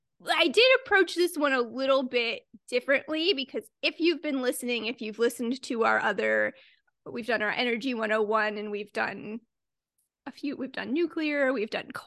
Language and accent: English; Durham, North Carolina, United States; born there; I was born in Durham, North Carolina, a fact of which I am prouder about than I should be, but I've spent very little time there